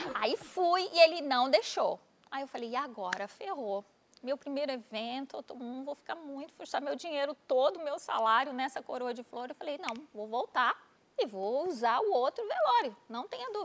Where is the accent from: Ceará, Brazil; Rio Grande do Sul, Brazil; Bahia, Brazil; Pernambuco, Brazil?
Pernambuco, Brazil; Recife; moved away as an adult; also born or lived in Natal; Eu sou de Recife